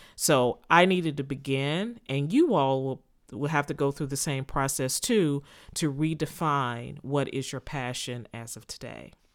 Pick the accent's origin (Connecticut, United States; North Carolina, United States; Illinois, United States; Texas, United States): Texas, United States; moved away as an adult; also born or lived in Philadelphia, Pennsylvania; to move from Texas, my home state, to Pennsylvania